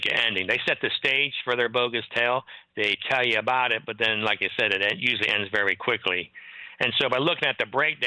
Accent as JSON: {"language": "English", "region": "Ohio", "country": "United States", "tie": "born or raised there", "also_born_or_lived": "Harrisburg, Pennsylvania", "moved": "as an adult", "said": "I grew up in Ohio"}